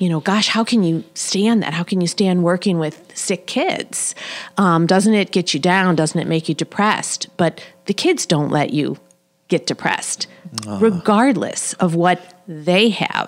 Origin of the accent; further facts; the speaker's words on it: St. Louis, Missouri, United States; now in Kansas City, United States; I grew up in St. Louis, South St. Louis County